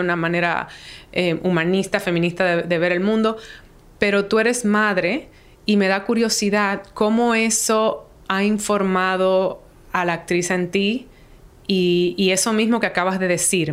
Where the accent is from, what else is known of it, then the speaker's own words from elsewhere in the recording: Dominican Republic; moved away; also born or lived in New York; me trajo de vuelta como a trabajar en, Santo Domingo